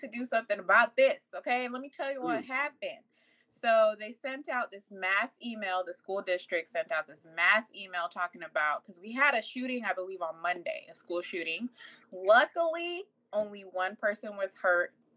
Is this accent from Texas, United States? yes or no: no; Nevada, United States; I've been in school here since elementary